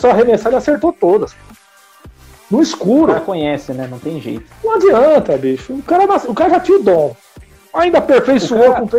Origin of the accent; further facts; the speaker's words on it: São Paulo, Brazil; eu, sou daqui do ABC, vocês sabem disso. Estava no centro de Santo André